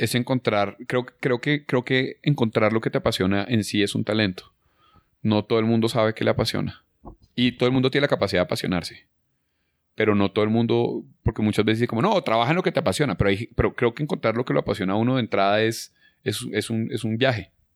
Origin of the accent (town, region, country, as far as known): Colombia